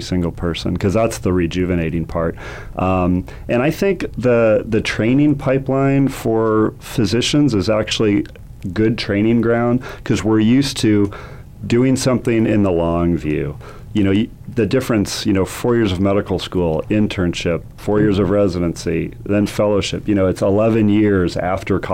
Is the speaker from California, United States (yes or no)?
no; Phoenix, Arizona, United States; moved away; I was born in Phoenix. I was born at St. Joe's and I was adopted through the Catholic Social Service